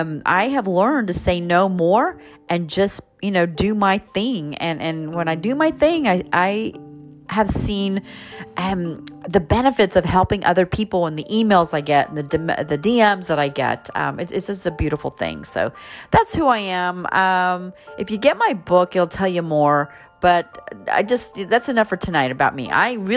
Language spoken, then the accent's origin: English; Texas, United States; I'm from Texas, so I've got that accent.